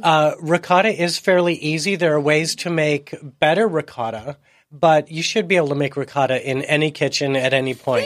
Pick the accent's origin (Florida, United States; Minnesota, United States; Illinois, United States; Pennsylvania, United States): Illinois, United States; Chicago; also born or lived in Seattle; now in San Diego, United States; I was, uh, born and raised in Chicago